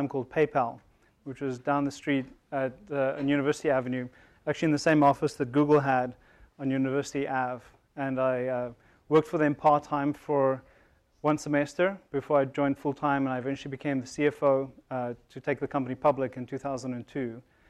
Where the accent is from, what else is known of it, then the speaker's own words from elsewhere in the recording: South Africa; moved away as an adult; now in United States; I'm originally from South Africa. I came to Stanford in 1998 to go to the business school and was attracted to come to Silicon Valley because of the promise of entrepreneurship.